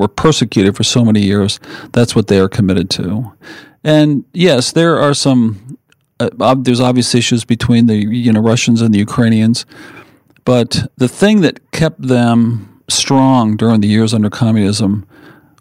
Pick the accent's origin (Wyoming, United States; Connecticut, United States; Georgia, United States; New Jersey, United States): Connecticut, United States; South Windsor; moved away as an adult; also born or lived in California; I grew up in Connecticut and a town called South Windsor.